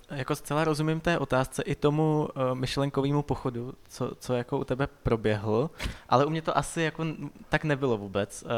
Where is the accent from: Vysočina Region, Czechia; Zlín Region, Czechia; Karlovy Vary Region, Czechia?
Vysočina Region, Czechia; now in Prague, Czech Republic; já jsem jako původem z Vysočiny